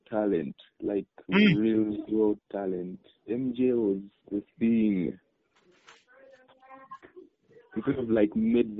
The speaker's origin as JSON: {"language": "English", "town": "Soroti", "region": "Eastern Region", "country": "Uganda", "said": "I'm from Soroti."}